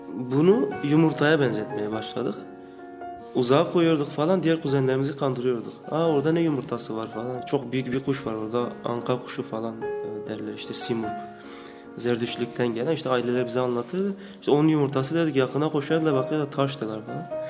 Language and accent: Turkish; Nusaybin, Mardin, Turkey; moved away as an adult; also born or lived in Batman / Diyarbakır; now in Istanbul, Turkey; Ben Mardinliyim, Nusaybin. 80'lerin sonlarında doğdum.